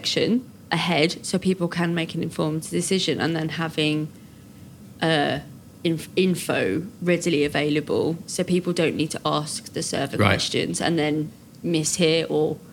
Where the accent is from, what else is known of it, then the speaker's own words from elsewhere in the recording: United Kingdom; we're British